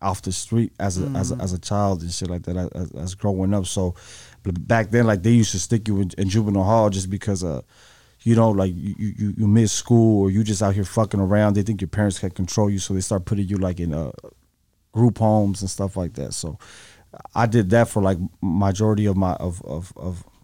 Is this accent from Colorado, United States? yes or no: no; San Diego, California, United States; I grew up like every other Mexican kid, you know, in that area